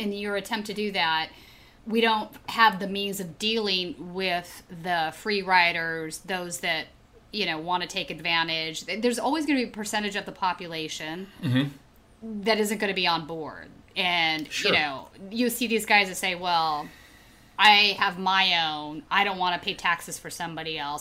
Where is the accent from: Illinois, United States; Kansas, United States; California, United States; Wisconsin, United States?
California, United States; I grew up in California